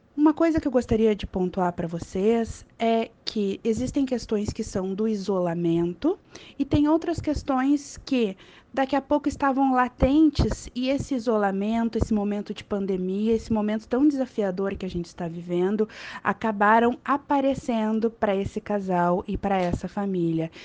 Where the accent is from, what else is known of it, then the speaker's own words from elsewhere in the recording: Porto Alegre, Rio Grande do Sul, Brazil; eu sou de Porto Alegre